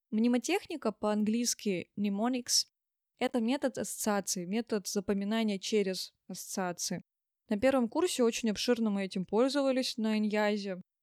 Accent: Tyumen, Tyumen Oblast, Russia; я из Тюмени

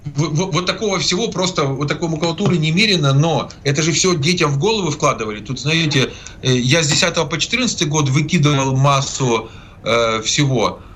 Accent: Zaporizhzhia, Zaporizhzhia Oblast, Ukraine; Запорожье это мой родной город, я там родился и прожил свыше 30 лет

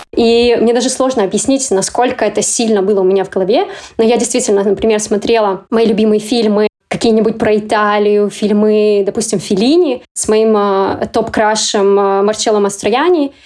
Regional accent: Kazakhstan; moved away; я как бы из Казахстана.

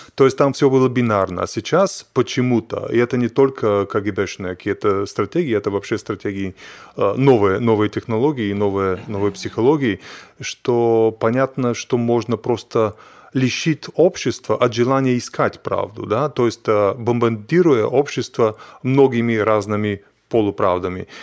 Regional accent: Bulgaria; Russian is a second language; moved away; Я из Болгарии

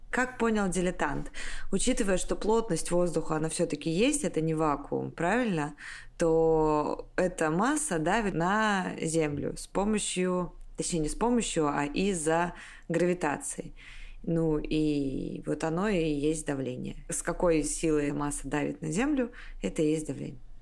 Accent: Siberia, Russia; я из Сибири, в январе очень холодно

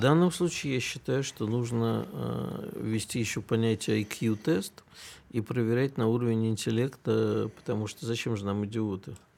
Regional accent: Kyiv, Ukraine; moved away; я детство провел в Киеве и никогда там практически не слышал украинской речи

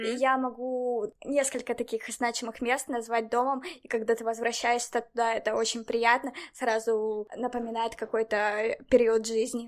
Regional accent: Dnipro, Dnipropetrovsk Oblast, Ukraine; also born or lived in Barcelona, Spain; now in Spain; я, например, из Днепра в Украине

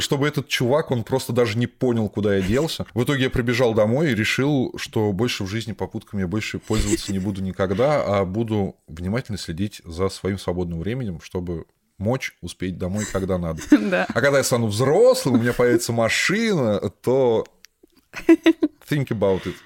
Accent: Volgograd, Volgograd Oblast, Russia; я из Волгограда.

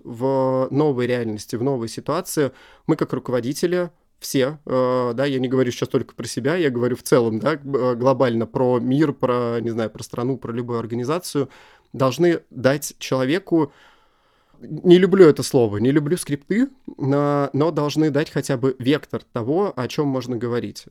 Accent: Russia; я из России

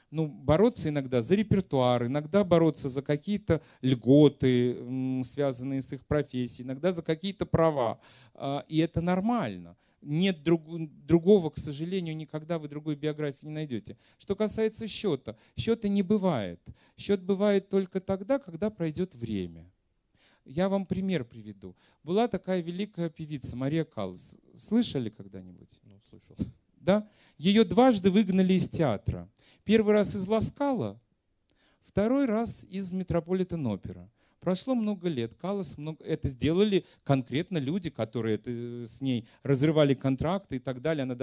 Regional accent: Ural, Russia; Простите, я с Урала.

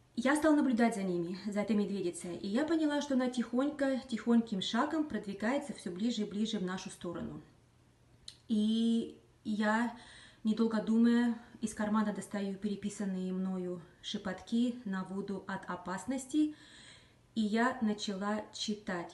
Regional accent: Magadan, Magadan Oblast, Russia; moved away as an adult; now in Washington, United States; я сама из Магадана, Дальнего Востока, прожила там практически половину своей жизни на сегодняшний момент.

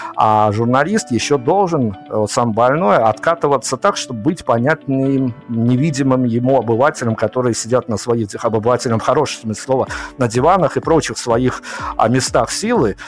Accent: Belarus; я вот из Беларуси

